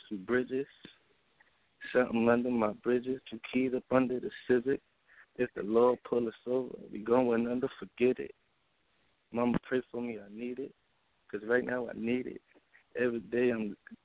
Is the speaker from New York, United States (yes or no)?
yes; New York City, New York, United States; I'm from Brooklyn, New York